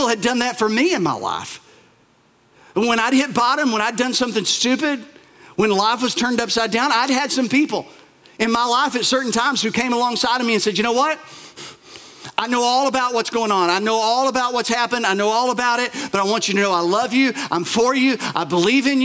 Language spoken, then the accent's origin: English; Bell County, Appalachia, Kentucky, United States; here in Appalachia, and I love Appalachia, I'm from here, I'm from Bell County, and that's about as Appalachia as it comes